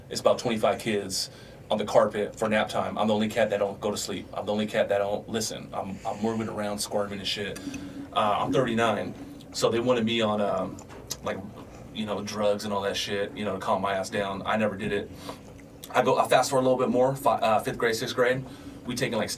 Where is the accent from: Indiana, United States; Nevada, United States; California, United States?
California, United States; San Diego; I grew up in San Diego on the West Coast